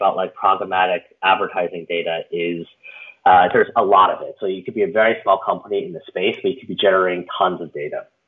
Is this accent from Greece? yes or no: no; Canada; now in San Francisco, United States; I was from Canada originally, where I came from the University of Waterloo in Canada.